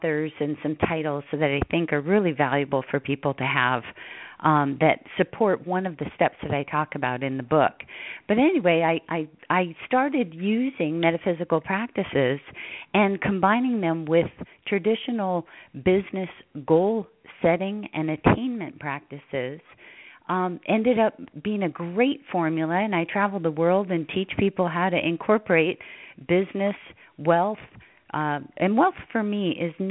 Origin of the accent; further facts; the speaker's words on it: Hawaii, United States; moved away as an adult; I grew up in Hawaii. I was the last of 10 children, raised on the beach